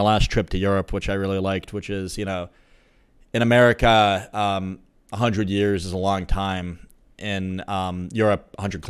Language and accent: English; United States; Being American